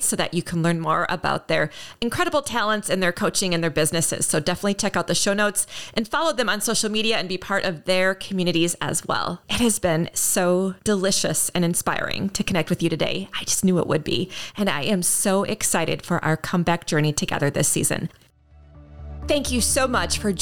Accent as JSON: {"language": "English", "town": "Minneapolis", "region": "Minnesota", "country": "United States", "tie": "born or raised there", "said": "my hometown of Minneapolis"}